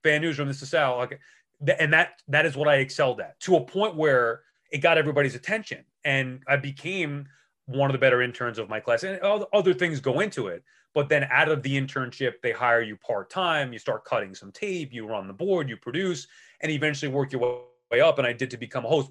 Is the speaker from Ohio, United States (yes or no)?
no; Long Island, New York, United States; I'm from Long Island